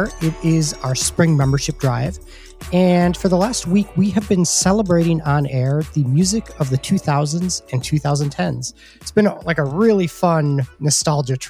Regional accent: Milwaukee, Wisconsin, United States; I grew up in Milwaukee.

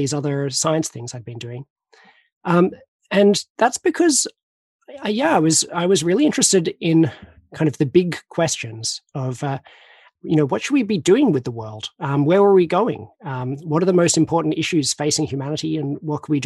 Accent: Australia; I'm Australian

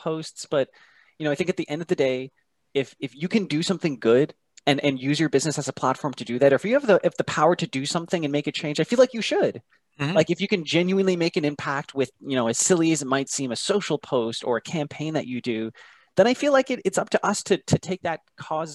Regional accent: Kitchener, Ontario, Canada; I was born and raised in Kitchener-Waterloo

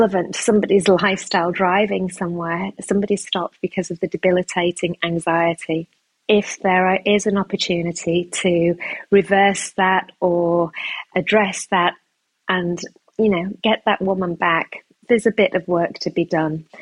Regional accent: United Kingdom; I'm a British Pakistani woman

